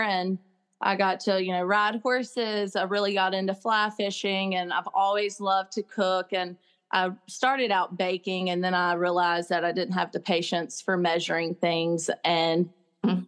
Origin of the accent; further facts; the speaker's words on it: Crystal Springs, Mississippi, United States; also born or lived in Jackson Hole, Wyoming; I never dreamed I'd be back in Mississippi, much less the, uh, the hometown